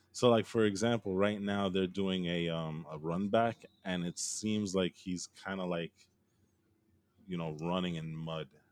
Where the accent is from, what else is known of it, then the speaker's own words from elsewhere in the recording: California, United States; I grew up, I was born in California